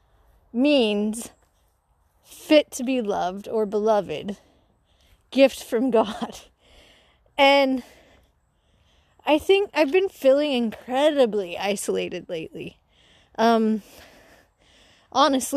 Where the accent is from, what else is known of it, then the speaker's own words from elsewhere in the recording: Utah, United States; Growing up in Utah